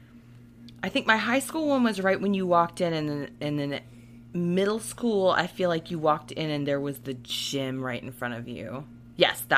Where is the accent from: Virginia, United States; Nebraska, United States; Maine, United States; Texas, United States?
Virginia, United States; born or raised there